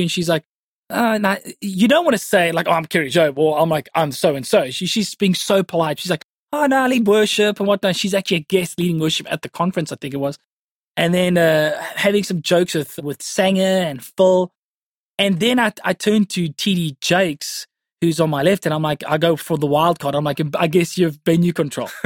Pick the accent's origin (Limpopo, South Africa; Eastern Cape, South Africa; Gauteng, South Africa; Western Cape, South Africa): Western Cape, South Africa; Cape Town; born and bred in Cape Town you know, went to high school at Stellenberg High School in the northern suburbs. Yeah, raised in the northern suburbs.